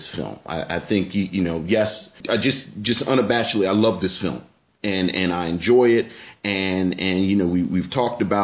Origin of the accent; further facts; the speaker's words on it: Baltimore, Maryland, United States; I'm just from Baltimore